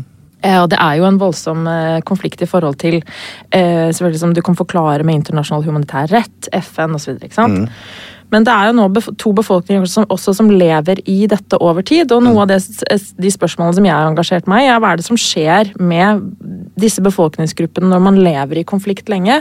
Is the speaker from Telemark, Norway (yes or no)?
no; Lillehammer, Innlandet, Norway; jeg er jo lillehamring